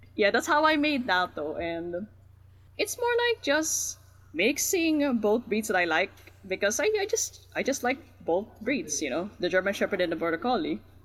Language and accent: English; National Capital Region, Philippines; I'm from the Philippines, technically the NCR region